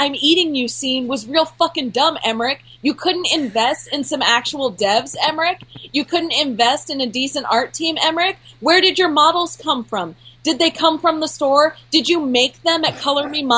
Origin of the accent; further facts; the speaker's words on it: United States; I'm an American